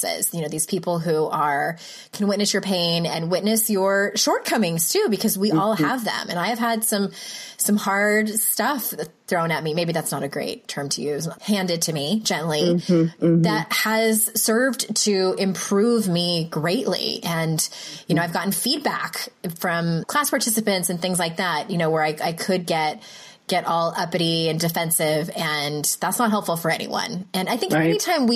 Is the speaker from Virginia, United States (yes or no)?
no; San Diego, California, United States; moved away; also born or lived in Utah; San Diego, my hometown